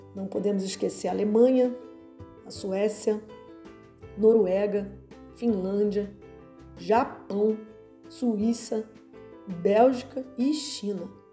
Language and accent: Portuguese; Rio de Janeiro, Brazil; Sou carioca